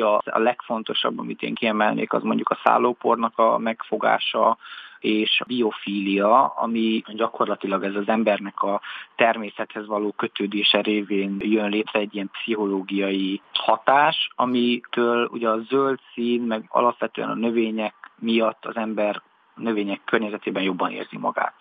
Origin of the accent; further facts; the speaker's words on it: Transylvania, Romania; moved away as an adult; now in Budapest, Hungary; nekem erdélyiként mindig is nagyon közel állt a természet